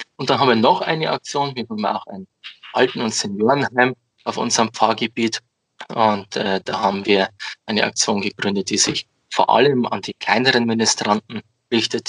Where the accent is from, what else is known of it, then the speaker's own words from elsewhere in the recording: Amberg, Bavaria, Germany; komme aus dem wunderschönen Amberg in der Oberpfalz. Bin äh, aufgewachsen und lebe hier